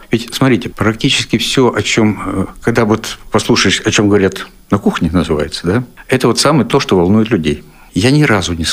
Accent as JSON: {"language": "Russian", "region": "Siberia", "country": "Russia", "said": "Сибиряк тоже. Я сибиряк."}